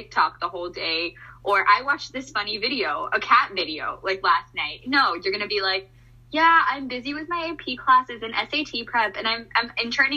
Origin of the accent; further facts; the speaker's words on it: India; moved away; I'm from India. I just moved here.